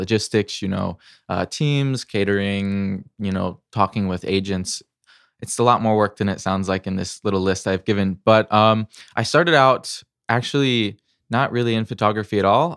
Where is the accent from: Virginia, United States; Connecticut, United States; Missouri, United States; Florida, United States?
Missouri, United States; I grew up in the Midwest, Missouri